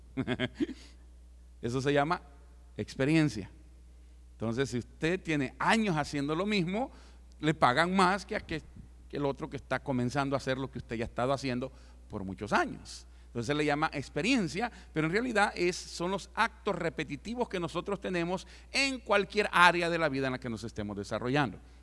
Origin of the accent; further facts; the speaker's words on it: El Salvador; moved away; yo como salvadoreño no puedo entrar a muchos lugares